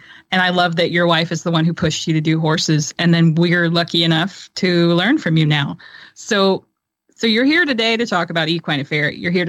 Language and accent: English; Tennessee, United States; I'm a girl from Tennessee.